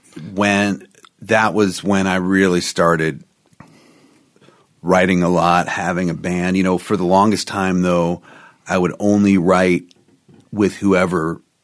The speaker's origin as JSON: {"language": "English", "town": "Clifton", "region": "Virginia", "country": "United States", "tie": "born or raised there", "also_born_or_lived": "Cheverly, Maryland", "said": "So I was born in Cheverly, Maryland. Okay. And then when I was 5, I moved to Clifton, Virginia."}